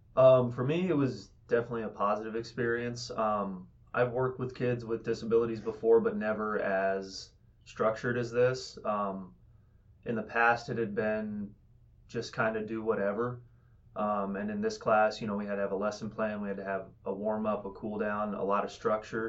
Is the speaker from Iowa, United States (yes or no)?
yes; Fort Madison, Iowa, United States; I'm from Fort Madison, Iowa